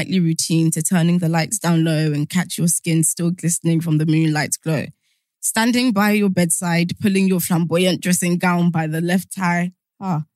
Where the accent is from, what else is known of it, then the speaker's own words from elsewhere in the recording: Nigeria; I'm from Nigeria.